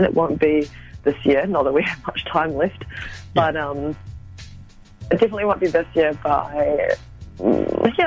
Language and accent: English; Auckland, New Zealand; I'm from West Auckland.